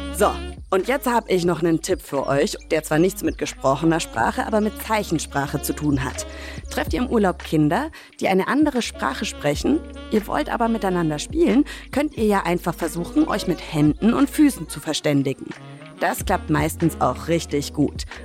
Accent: Franconia, Bavaria, Germany; Ich komme ja ursprünglich aus Franken, also aus dem Norden von Bayern.

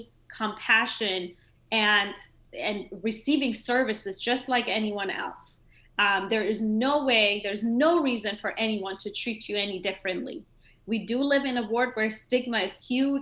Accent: Maryland, United States; now in Georgia, United States; I'm from Maryland

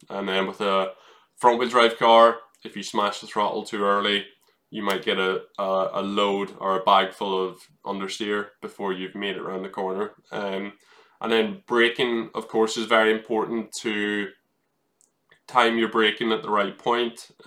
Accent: Ireland; that's what I grew up in in in Ireland, where you have bumpy tarmac.

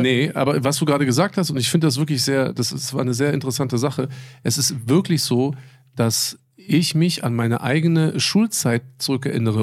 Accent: Berlin, Germany; also born or lived in Bad Soden; bin ich das letzte Jahr, also die sechste Klasse, bin ich ja wieder zurück. Das war nach, nach Mauerfall, 89, 90. War ich dann hier in Marienfelde auf der Grundschule

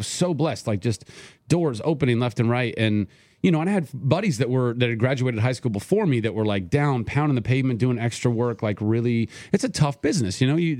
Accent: Ventura, California, United States; And I grew up in Ventura, California, so you'd think, oh, the beach, like, go and surf.

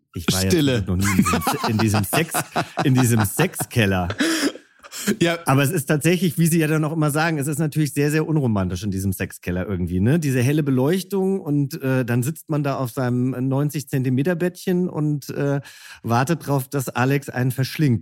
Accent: Hesse, Germany; now in Berlin, Germany; ich bin ja selber auch Hesse

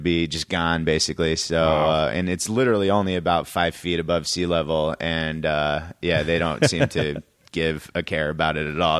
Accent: Connecticut, United States; I grew up in Connecticut.

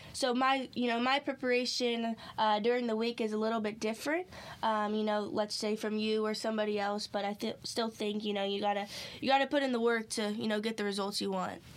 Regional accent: Clovis, California, United States; moved away as an adult; now in North Carolina, United States; born and raised basically since I moved out here um, in California in the same town, Clovis

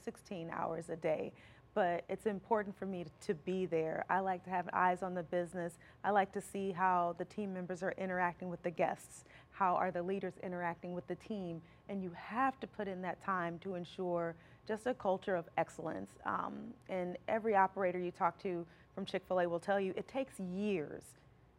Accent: Alton, Illinois, United States; also born or lived in Florissant, Missouri; now in Hazelwood, United States; Originally I'm from Alton, Illinois

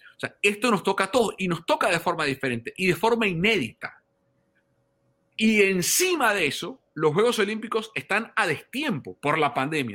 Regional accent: Venezuela; yo como venezolano

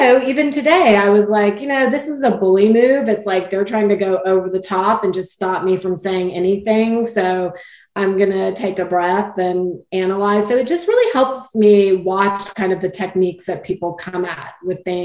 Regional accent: Texas, United States; I'm from Texas, I'm from, you know, the Southwest, South-ish, but, you know, I grew up with manners being a big part of my upbringing

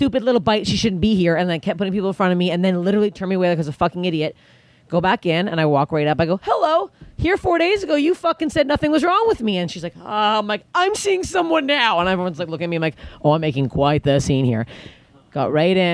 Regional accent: Canada; I'm Canadian

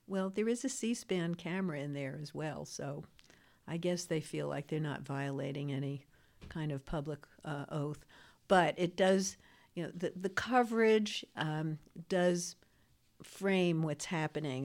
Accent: New York City, New York, United States; I'm from Queens, New York

